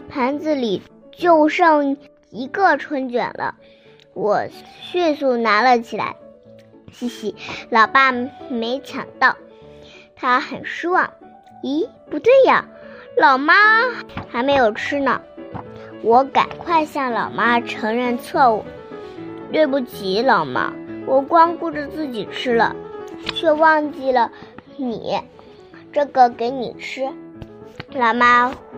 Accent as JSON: {"language": "Chinese", "town": "Binzhou", "region": "Shandong", "country": "China", "said": "我来自山东省滨州市"}